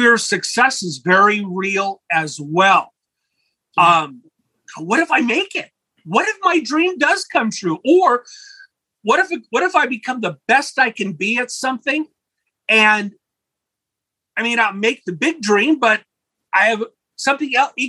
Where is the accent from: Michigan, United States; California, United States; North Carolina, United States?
California, United States; Los Angeles; also born or lived in Imperial Valley, California; When I was a boy growing up in Los Angeles